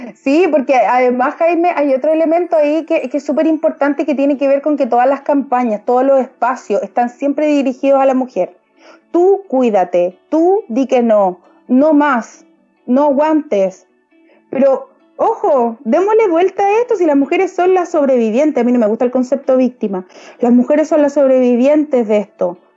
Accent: Valparaíso, Chile; yo soy de región, yo no soy de Santiago, yo soy de Valparaíso, porteña además

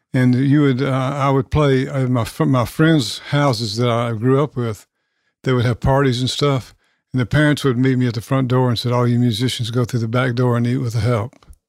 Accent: Nashville, Tennessee, United States; I grew up in South Nashville off Franklin Road

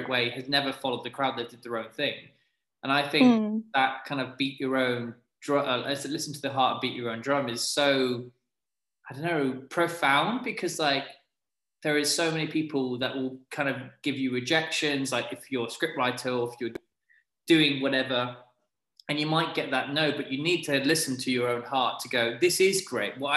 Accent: United Kingdom; I'm British

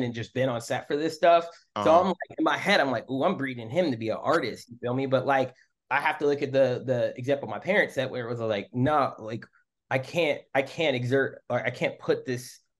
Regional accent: suburbs of Michigan, United States; moved away as an adult; also born or lived in Washington, District of Columbia, United States; now in Oakland, United States; I was going from Michigan, suburbs of Michigan

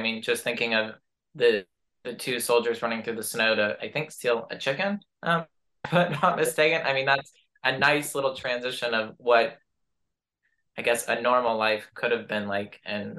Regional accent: United States; especially as an American myself.

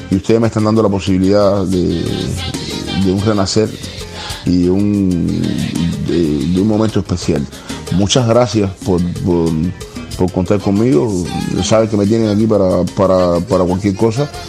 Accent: Cienfuegos, Cuba; Este es el nombre del barrio donde, donde yo nací y me crié en Cienfuegos.

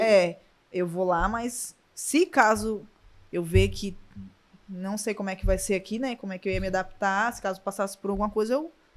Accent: Vila Velha, Espírito Santo, Brazil; moved away as an adult; now in Portugal; Sou do Espírito Santo, Vila Velha

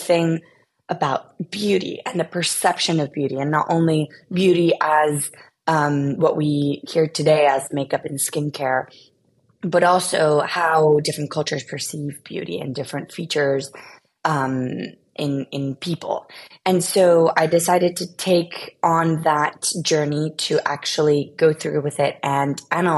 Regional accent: Spain; also born or lived in United States; I was born in the US. I am originally from Spain.

